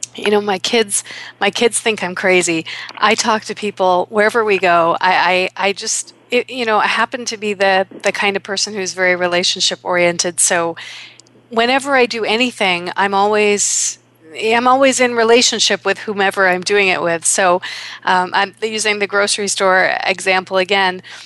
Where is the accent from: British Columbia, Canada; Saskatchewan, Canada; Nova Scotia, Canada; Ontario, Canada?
Ontario, Canada; Toronto; here in my hometown of Toronto